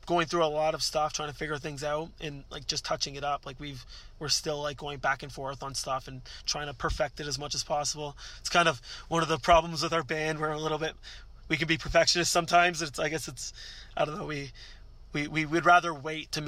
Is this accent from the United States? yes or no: no; Canada; we're Canadian